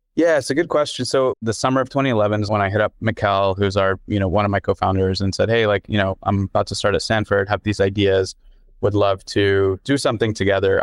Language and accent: English; Dubai, United Arab Emirates; also born or lived in London; now in United States; my growing up in Dubai